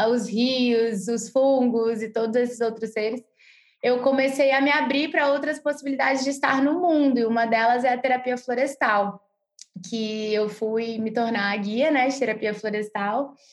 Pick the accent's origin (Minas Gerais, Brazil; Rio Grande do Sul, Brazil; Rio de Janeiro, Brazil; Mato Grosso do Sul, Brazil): Rio de Janeiro, Brazil; moved away; eu cresci no Rio de Janeiro, né? Uma cidade gigante para quem conhece o Rio. Então eu fui, tava, eu sempre fui muito urbana, né?